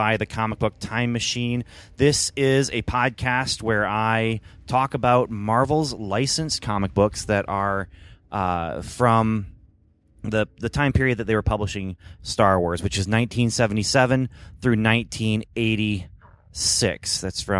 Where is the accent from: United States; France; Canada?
Canada; moved away; I grew up in Canada